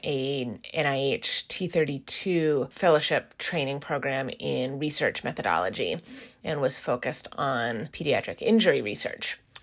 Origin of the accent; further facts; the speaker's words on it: Seattle, Washington, United States; also born or lived in East Coast of the US; I am originally from the Seattle area